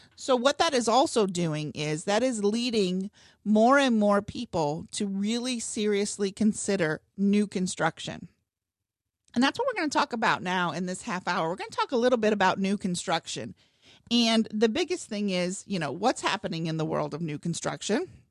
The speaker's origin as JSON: {"language": "English", "region": "Northwest Ohio", "country": "United States", "tie": "born or raised there", "moved": "as an adult", "lives_now": "Cincinnati, United States", "said": "I grew up in Northwest Ohio"}